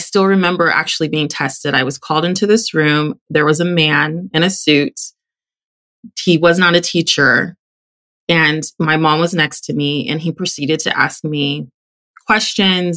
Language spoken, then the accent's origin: English; Texas, United States; I grew up in Texas